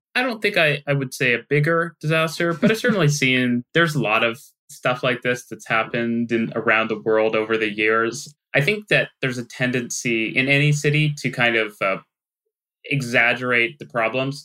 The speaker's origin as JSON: {"language": "English", "town": "Vancouver", "region": "British Columbia", "country": "Canada", "tie": "born or raised there", "said": "I I grew up in Vancouver"}